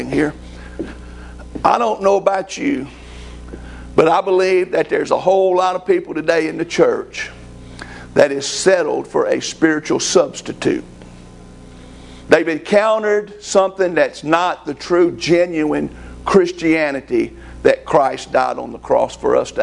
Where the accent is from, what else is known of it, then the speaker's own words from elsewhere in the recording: United States; I'm an American